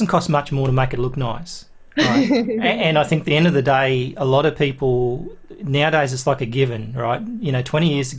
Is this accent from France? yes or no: no; Australia; I'm Australian